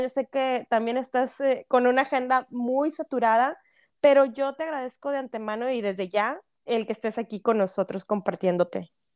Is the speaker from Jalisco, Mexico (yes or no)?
no; Monterrey, Nuevo León, Mexico; now in Canada; Yo sí soy regia, pero vivo en Canadá